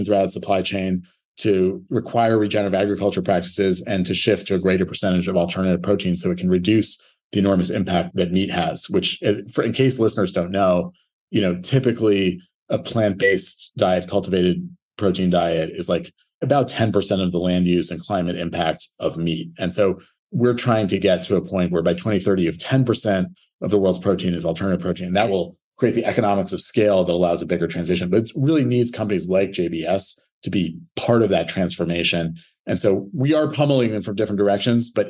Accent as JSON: {"language": "English", "country": "United States", "said": "as American"}